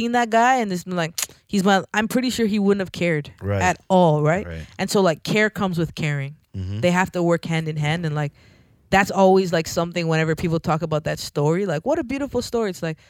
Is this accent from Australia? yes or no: no; Jamaica; Like, wait, I'm Jamaican, right?